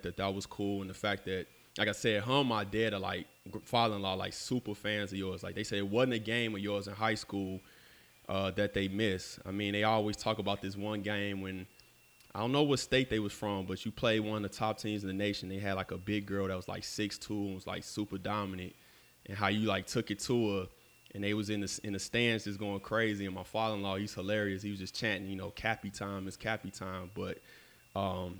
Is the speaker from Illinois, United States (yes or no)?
yes; Chicago, Illinois, United States; being here in Chicago and, you know, still living here on the South Side